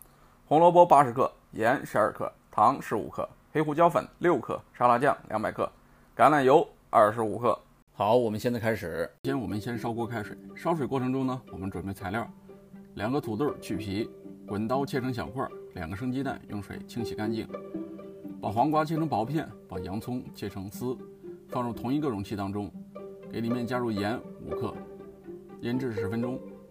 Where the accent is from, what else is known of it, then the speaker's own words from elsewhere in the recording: Shaanxi, China; accent: Shaanxi dialect; 用我们陕西话讲叫洋芋。